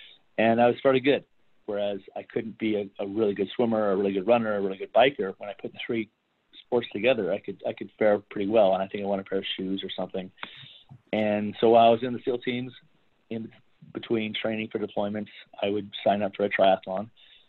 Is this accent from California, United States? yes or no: yes; Russian River, Northern California, United States; I grew up on the Russian River in Northern California